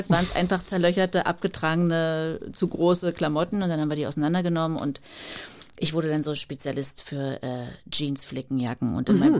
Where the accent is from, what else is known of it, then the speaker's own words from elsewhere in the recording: Germany; moved away as an adult; Mit 19 bin ich ja dann äh, noch aus der DDR geflohen, so kurz vor Mauerfall.